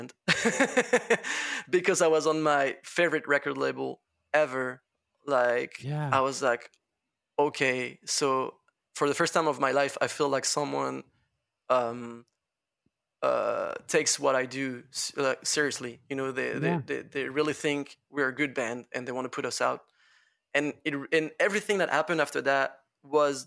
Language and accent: English; Laval, Pays de la Loire, France; English is a second language; I come from fucking Laval. I come from Laval